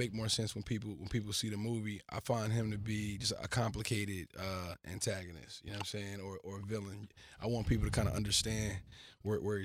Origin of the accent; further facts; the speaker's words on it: Oakland, California, United States; I'm from Oakland.